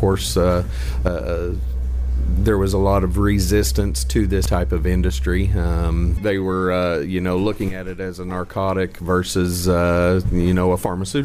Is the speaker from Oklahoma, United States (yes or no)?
yes; Pryor, Oklahoma, United States; From here in Pryor, Oklahoma.